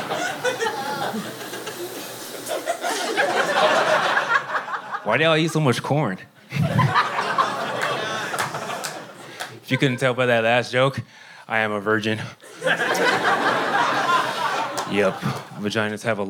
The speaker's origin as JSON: {"language": "English", "town": "Houston", "region": "Texas", "country": "United States", "tie": "born or raised there", "moved": "as an adult", "lives_now": "Austin, United States", "said": "I was born and raised in Houston, Texas"}